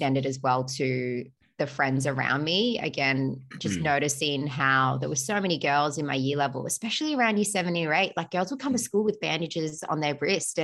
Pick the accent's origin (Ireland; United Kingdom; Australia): Australia; also born or lived in Melbourne; I'm Australian. I'm proud to be Australian.